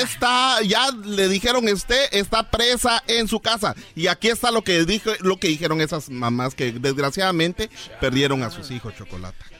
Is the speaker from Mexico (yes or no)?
no; Honduras; mi gente de Honduras